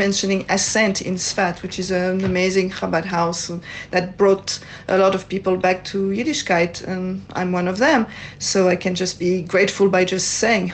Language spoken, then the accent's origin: English; France; accent: French; English is a second language; moved away as an adult; now in Israel; As you can hear from my accent, I'm from France